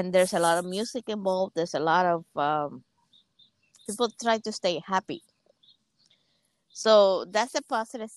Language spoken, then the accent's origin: English; Cuba; English is a second language; moved away as an adult; now in United States; So I'm from Cuba. I actually grew up in Cuba since I was all the way up to 18